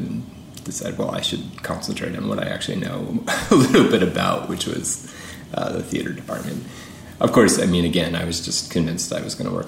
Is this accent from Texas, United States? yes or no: no; Framingham, Massachusetts, United States; also born or lived in Louisiana; I'm from Framingham, where I grew up